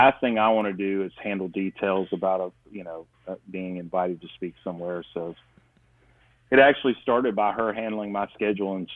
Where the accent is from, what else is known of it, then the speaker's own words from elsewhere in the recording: South Alabama, United States; I grew up in South Alabama